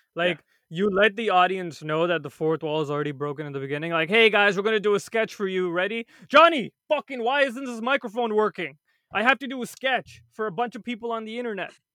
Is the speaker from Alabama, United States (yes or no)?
no; New York City, New York, United States; I grew up in Queens